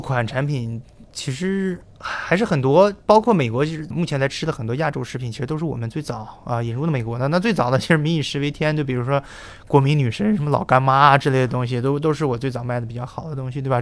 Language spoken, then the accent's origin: Chinese; China; moved away as an adult; now in United States; 在国内的时候学的是，呃，Double E， 就电气工程